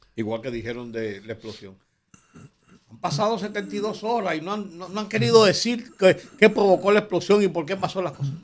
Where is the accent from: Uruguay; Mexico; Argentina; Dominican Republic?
Dominican Republic; los dominicanos